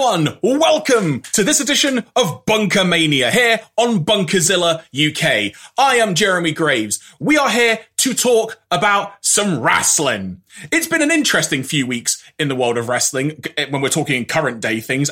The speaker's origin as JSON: {"language": "English", "country": "United Kingdom", "said": "speaking as a Brit here"}